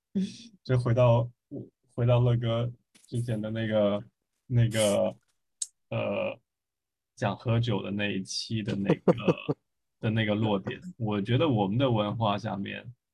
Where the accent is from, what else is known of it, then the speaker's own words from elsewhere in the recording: China; 作为一个中国人